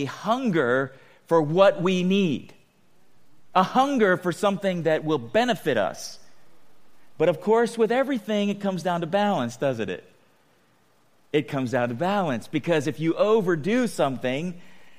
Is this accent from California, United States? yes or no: yes; San Diego, California, United States; growing up in San Diego